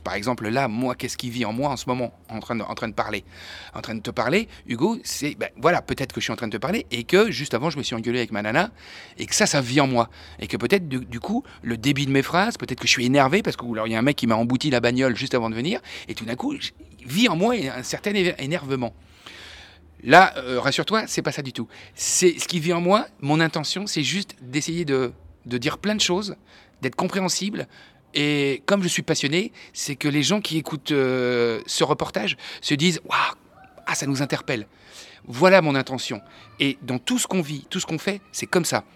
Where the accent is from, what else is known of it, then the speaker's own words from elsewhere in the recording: Angers, Pays de la Loire, France; faire ce métier ici, chez nous, aussi à Angers